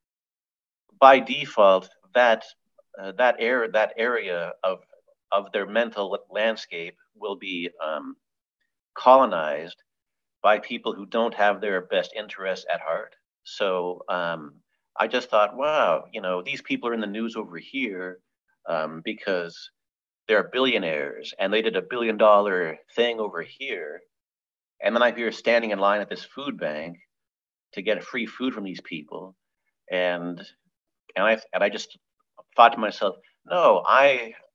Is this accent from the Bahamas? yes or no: no; Hamilton, Ontario, Canada; my hometown of Hamilton, which is on the western tip of Lake Ontario